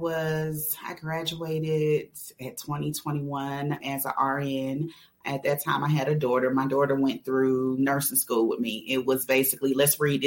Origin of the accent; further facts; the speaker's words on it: Atlanta, Georgia, United States; also born or lived in New York; I'm from New York, but I grew up in Atlanta on the South Side in College Park